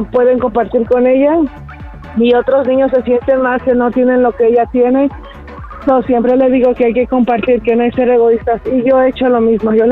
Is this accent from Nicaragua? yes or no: yes; Nicaragua; de parties nicaragüense.